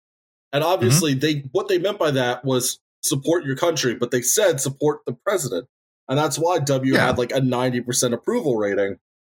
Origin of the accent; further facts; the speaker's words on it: York, Pennsylvania, United States; I grew up in this relatively small city, York, Pennsylvania, shout out the 717